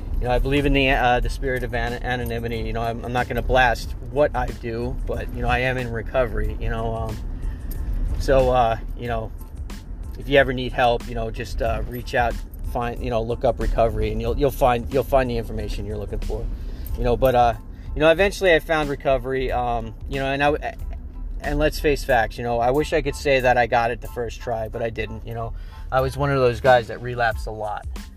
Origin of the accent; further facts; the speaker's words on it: Long Island, New York, United States; moved away as an adult; now in Pennsylvania, United States; I grew up on Long Island, New York